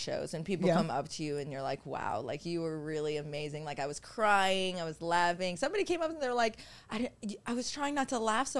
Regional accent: Florida, United States; now in Los Angeles, United States; I am from Florida. So I have places to stay.

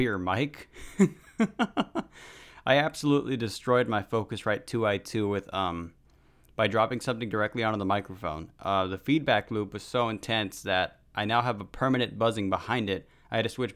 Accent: California, United States; my home state, California.

